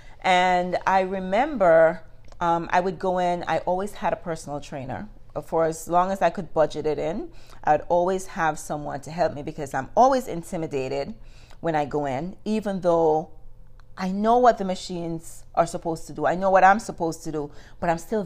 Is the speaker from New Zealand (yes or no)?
no; Jamaica; moved away as an adult; For me, growing up in Jamaica